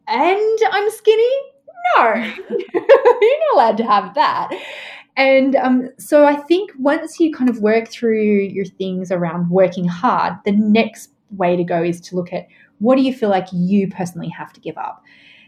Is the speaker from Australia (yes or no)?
yes; Australia; I mean, I'm Australian, right?